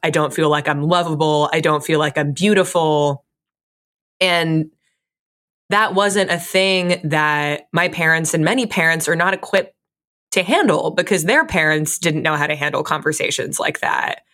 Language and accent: English; Fairfield, Connecticut, United States; I grew up in Fairfield, Connecticut